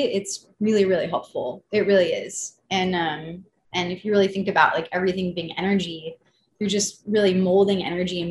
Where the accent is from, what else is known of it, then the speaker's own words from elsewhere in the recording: Malibu, California, United States; I grew up in Malibu, California